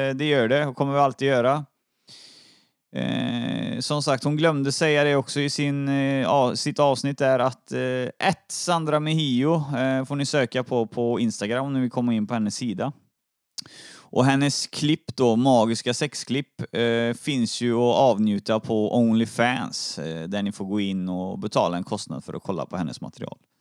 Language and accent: Swedish; Trollhättan, Västra Götaland, Sweden; now in Uddevalla, Sweden; Jag är från Trollhättan egentligen